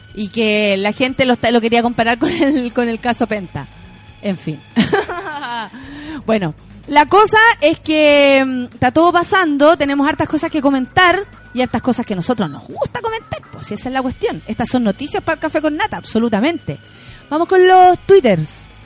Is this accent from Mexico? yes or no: no; Chile